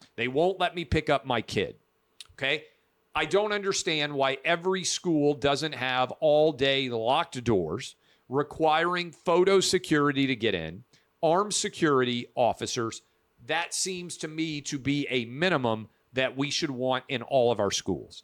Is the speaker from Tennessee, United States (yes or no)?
yes; Nashville, Tennessee, United States; my hometown of Nashville, Tennessee